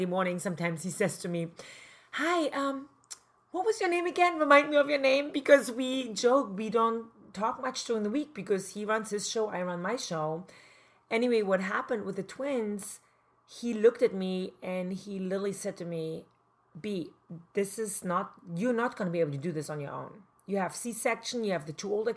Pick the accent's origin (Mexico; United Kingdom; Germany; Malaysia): Germany; East Germany; English is a second language; moved away as an adult; now in Manhattan Beach, United States; I grew up in East Germany, communist East Germany